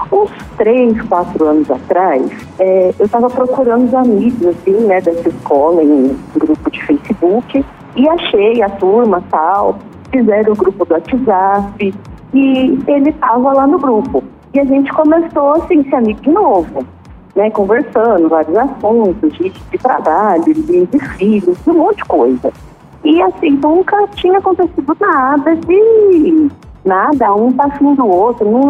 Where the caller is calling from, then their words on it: Ribeirão Preto, São Paulo, Brazil; de Ribeirão Preto, interior de São Paulo.